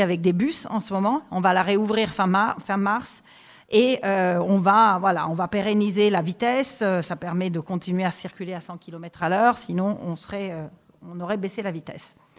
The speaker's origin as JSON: {"language": "French", "country": "Italy", "second_language": "French", "moved": "as an adult", "lives_now": "France", "said": "J'ai étudié les sciences politiques en Italie, parce que je suis italienne. Et je suis arrivée en France pour travailler"}